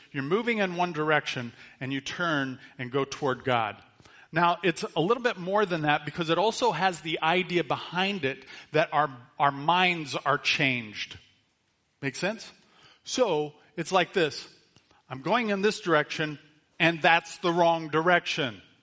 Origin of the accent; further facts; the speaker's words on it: United States; we're American citizens